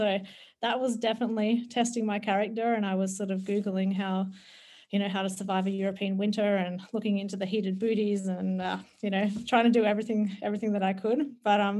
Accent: Australia; moved away as an adult; as a Aussie kangaroo who's normally used to being in the heat

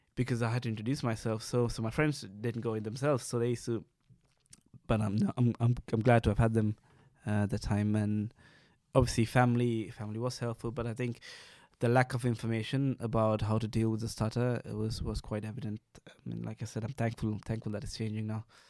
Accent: Sri Lanka; moved away; growing up in Sri Lanka

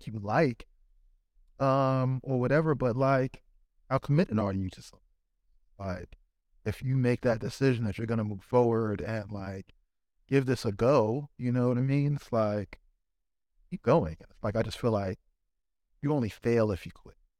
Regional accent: Lefrak City, New York, United States; Sneaker Steve is the same Steve that I grew up with in Left Rock

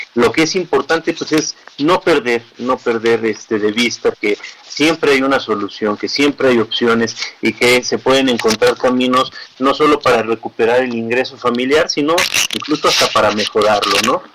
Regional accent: Chihuahua, Mexico; now in Mexico City, Mexico; yo soy originario de Chihuahua

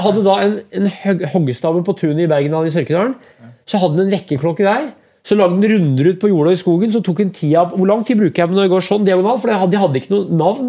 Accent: Brumunddal, Innlandet, Norway; moved away; also born or lived in Oslo; Brumunddal, der jeg vokste opp

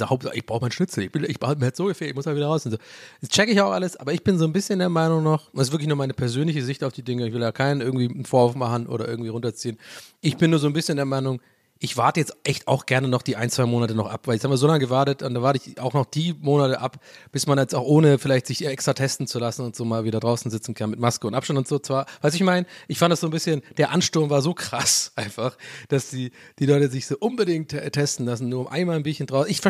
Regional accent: Southern Germany, Germany; moved away; Ich komme ja aus dem Süden

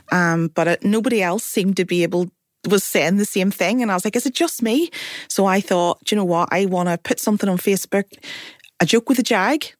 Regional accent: Belfast, Northern Ireland, United Kingdom; I am from Belfast, North Belfast

